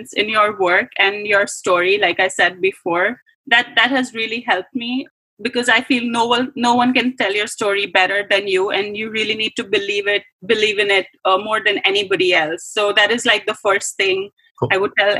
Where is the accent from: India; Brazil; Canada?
India; moved away as an adult; I grew up in India